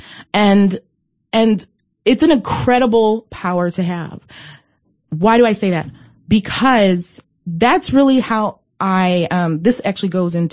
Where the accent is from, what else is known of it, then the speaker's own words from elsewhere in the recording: Detroit, Michigan, United States; I can feel at home in any of the services because of growing up in Detroit